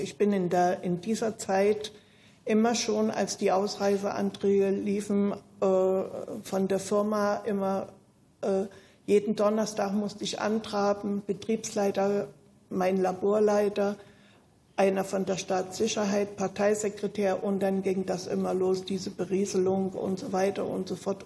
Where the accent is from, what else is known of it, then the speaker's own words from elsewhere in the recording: Zeitz, Saxony-Anhalt, Germany; moved away as an adult; also born or lived in Schwedt / East Berlin; Ich bin 1945 in Zeitz im Burgenlandkreis geboren